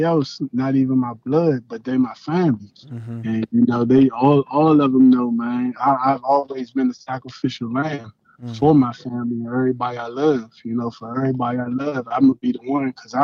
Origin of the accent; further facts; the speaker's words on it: Washington, District of Columbia, United States; growing up in D.C., like actually growing up in Southeast D.C.